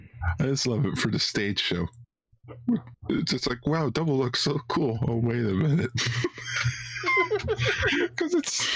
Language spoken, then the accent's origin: English; Canada; I'm Canadian.